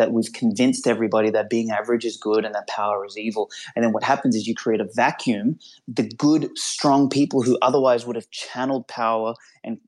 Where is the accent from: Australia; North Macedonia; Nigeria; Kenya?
North Macedonia; moved away; I went back to Macedonia, my home country, a number of years ago